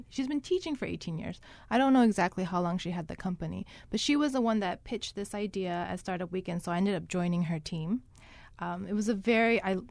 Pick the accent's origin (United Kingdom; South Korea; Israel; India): South Korea; now in Hawaii, United States; I grew up. I was born here in Hawaii, but I grew up in Korea as well because my dad had taken an overseas job.